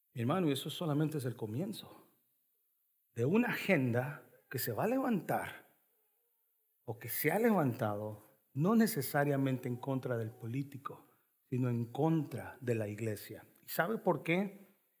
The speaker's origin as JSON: {"language": "Spanish", "country": "El Salvador", "moved": "yes", "lives_now": "Raleigh, United States", "said": "yo soy salvadoreño"}